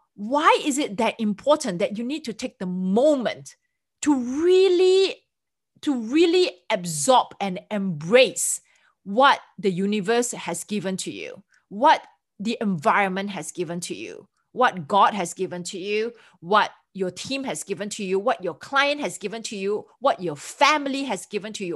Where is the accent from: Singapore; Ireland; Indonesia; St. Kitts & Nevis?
Singapore; moved away as an adult; now in United States; I'm from Singapore